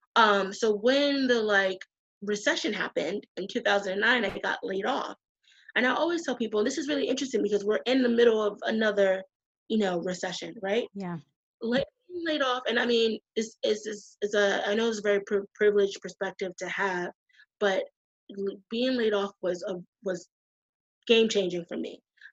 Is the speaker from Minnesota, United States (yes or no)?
no; Boston, Massachusetts, United States; moved away as an adult; now in New York, United States; I'm from the East Coast. I'm from Boston.